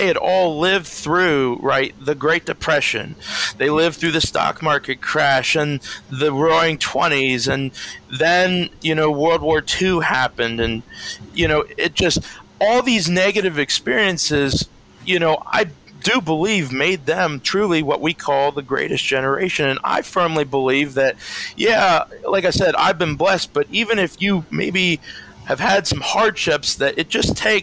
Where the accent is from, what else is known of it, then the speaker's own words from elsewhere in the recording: Danville, Pennsylvania, United States; Danville, Pennsylvania, my hometown